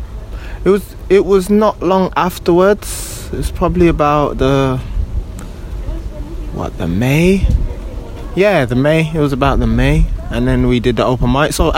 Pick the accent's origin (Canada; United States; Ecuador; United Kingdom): United Kingdom; Birmingham, West Midlands; now in London, United Kingdom; I was born and bred in Birmingham